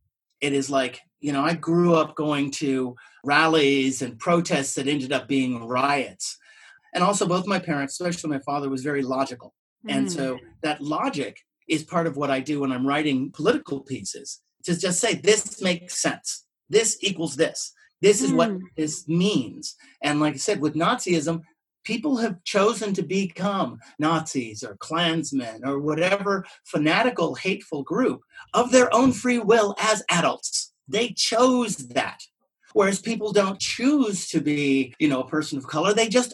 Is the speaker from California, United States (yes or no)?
yes; Los Angeles, California, United States; also born or lived in Detroit; I was born in Detroit. Here's a short story. My family moved to Los Angeles, and we were being very political and stuff.